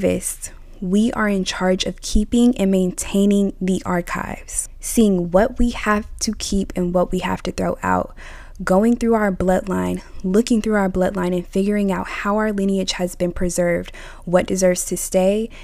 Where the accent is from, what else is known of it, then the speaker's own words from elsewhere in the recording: United States; I'm of American origin